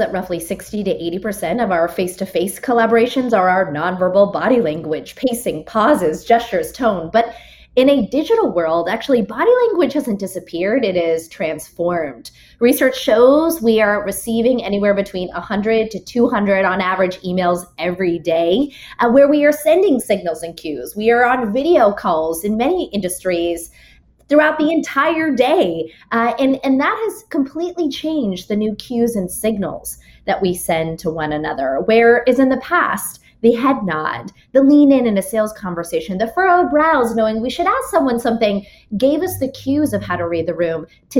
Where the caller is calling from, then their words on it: Long Island, New York, United States; I am calling in from Long Island, where my constant life right now is traveling, being in New York and in other cities